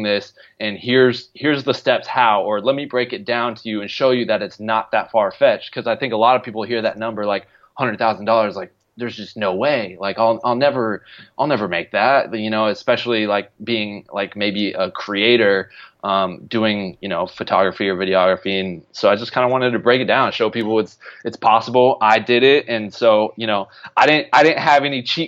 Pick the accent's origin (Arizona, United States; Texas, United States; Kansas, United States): Arizona, United States; now in Los Angeles, United States; I'm from Arizona, so I'm been born and raised and live in the sunshine my whole life.